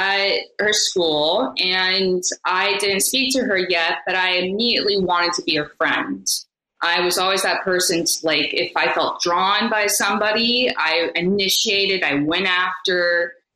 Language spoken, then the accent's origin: English; Beverly Hills, California, United States; I lived all over California. I lived in Beverly Hills. I grew up in Beverly Hills